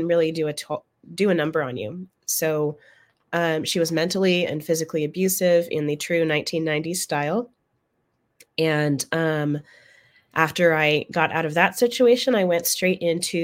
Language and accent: English; Oregon, United States; moved away as an adult; now in San Antonio, United States; I'm from Oregon originally, and I ended up here in Texas after I joined the military